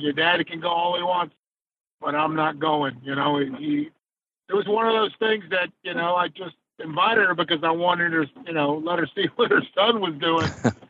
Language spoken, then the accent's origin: English; New York, United States; now in Florida, United States; because I moved from New York, so it was a different exposure. But when we moved to South Florida